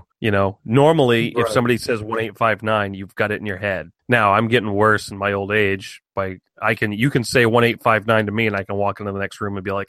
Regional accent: United States; we're American.

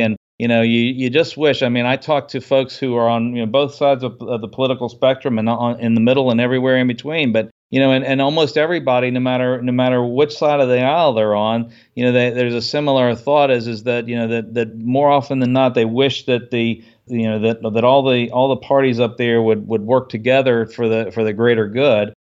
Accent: United States; I grew up outside the Washington, D C area

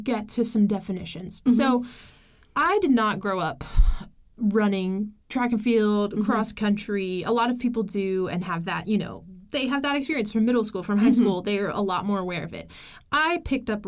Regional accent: United States; an American

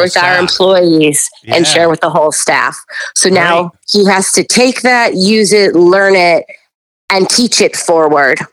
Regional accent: Buffalo, New York, United States; I'm from Buffalo, New York

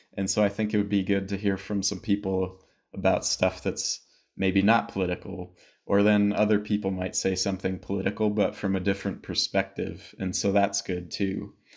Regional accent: United States; also born or lived in Albuquerque, New Mexico; I'm American

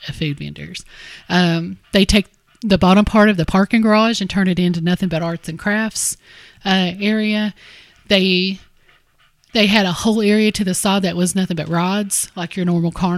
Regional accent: Harlan, Kentucky, United States

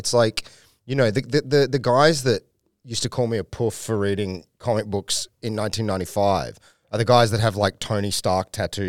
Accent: Sydney, New South Wales, Australia; born or raised there; also born or lived in North Shore, Sydney

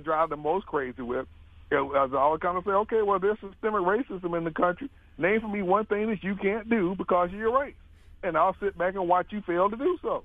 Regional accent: Mobile, Alabama, United States; I grew up in the South, in Mobile

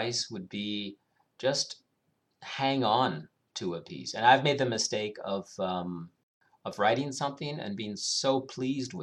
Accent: Canada; moved away as an adult; now in Germany; growing up in Canada

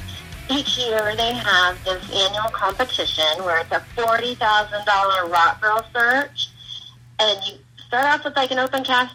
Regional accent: Southwest Iowa, United States; also born or lived in Des Moines, Iowa; I'm originally from Southwest Iowa, and I've lived in Iowa my whole life

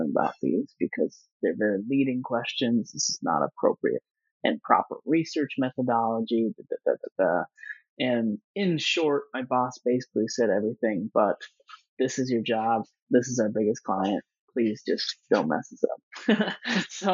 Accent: Nebraska, United States; moved away; also born or lived in Colorado / Silicon Valley; going from Nebraska, where I grew up

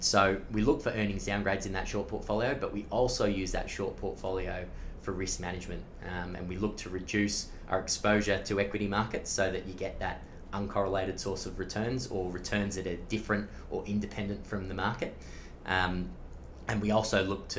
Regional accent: Blue Mountains, New South Wales, Australia; we all grew up in regional areas of Australia. I'm from the Blue Mountains.

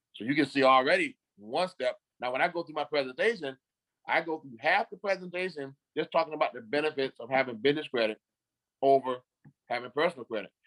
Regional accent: Beaufort, South Carolina, United States; moved away as an adult; also born or lived in Greenville, South Carolina; I'm from the Carolinas. I'm from uh, Beaufort, South Carolina. Um, I graduated in '89 from high school in Beaufort

